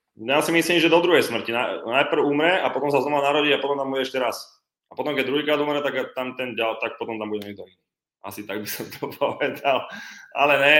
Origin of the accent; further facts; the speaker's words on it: Slovakia; som 10 rokov reprezentoval Slovensko, tretí najlepší vlastne v histórii Slovenska